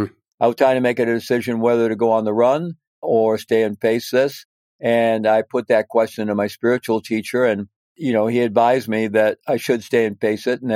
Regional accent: Missouri, United States; moved away as an adult; also born or lived in Peru; I was growing up in Missouri

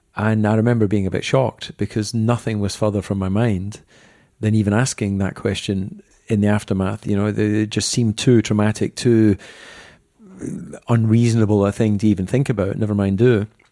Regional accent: Dumfries, Scotland, United Kingdom; I was born in Dumfries.

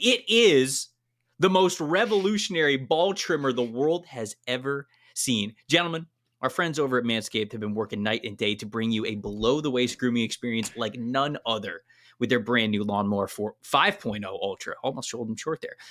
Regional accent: Florida, United States; moved away as an adult; I'm from Florida. I, for the twenty-eight years that I lived in Florida

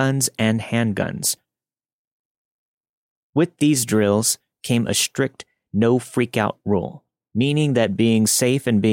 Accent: Northern California, United States; I grew up in Northern California

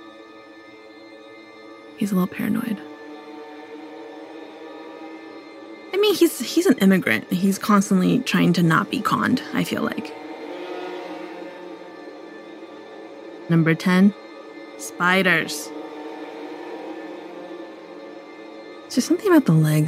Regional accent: Los Angeles, California, United States; I'm from Los Angeles

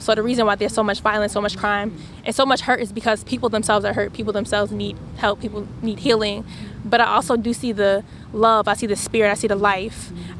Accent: Newark, New Jersey, United States; I'm from Newark, New Jersey, also born and raised.

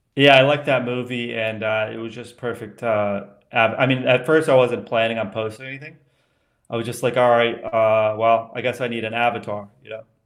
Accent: Colorado, United States; moved away; also born or lived in Washington, D.C. / Vermont / outside Denver; I grew up in Colorado and then Vermont

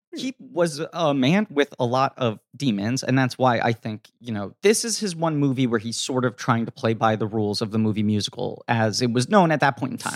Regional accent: New York City, New York, United States; as a kid growing up in New York City

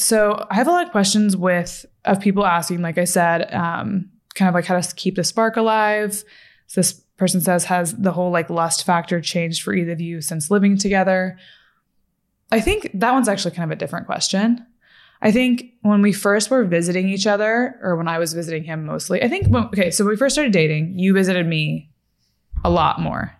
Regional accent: Fort Worth, Texas, United States; also born or lived in Florida / Los Angeles; now in Dallas, United States; I'm from Fort Worth, Texas. pretty much. That's where I say I'm from, at least.

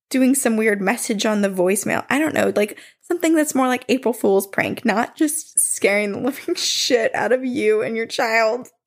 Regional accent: New Jersey, United States; So I grew up in South Jersey in a house built in the 1800s.

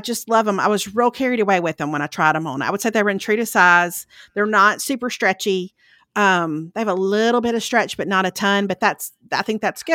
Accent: Lauderdale County, Mississippi, United States; moved away; I'm originally from Lauderdale County

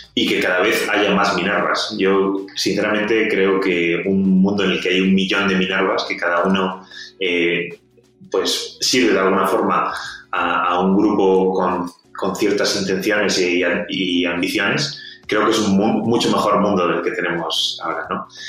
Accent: Spain; accent: Spanish; moved away as an adult; also born or lived in Scotland / San Francisco; por mi acento, eh, los, los, escuchantes sabrán que, que soy español

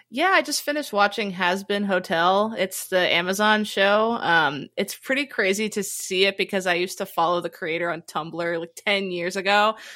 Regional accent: Halifax, Nova Scotia, Canada; I'm from Halifax, Nova Scotia

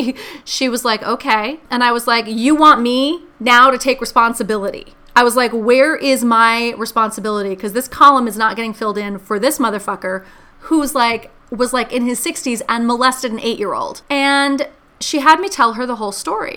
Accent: New York City, New York, United States; I grew up in New York City, and I grew up in New York City in the 70s.

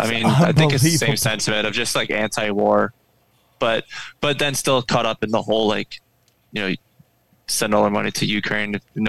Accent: Toronto, Ontario, Canada; moved away as an adult; now in Alberta, Canada; I'm normally from Toronto, but I ran out here during COVID.

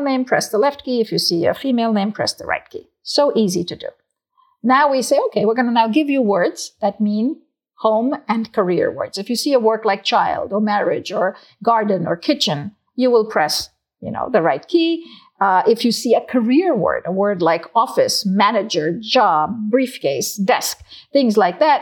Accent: South India, India; moved away; I was born and raised in South India

